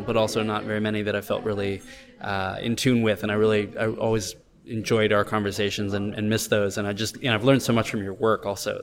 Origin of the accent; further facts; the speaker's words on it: United States; myself visiting uh, Vietnam as an American